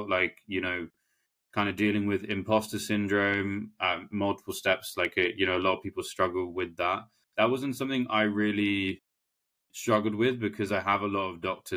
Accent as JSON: {"language": "English", "region": "London", "country": "United Kingdom", "said": "I'm a Londoner, so I'm used to the city life."}